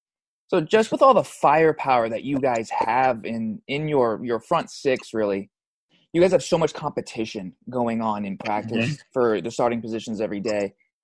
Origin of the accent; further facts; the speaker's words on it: United States; as an American born and raised here